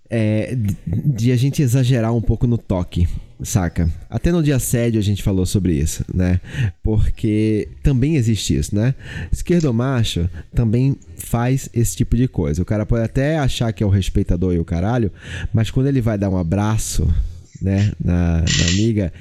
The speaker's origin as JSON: {"language": "Portuguese", "town": "Olinda", "region": "Pernambuco", "country": "Brazil", "tie": "born or raised there", "said": "eu fui criado numa cultura muito machista. Muito, muito machista. Eu sou nordestino, eu sou de Olinda"}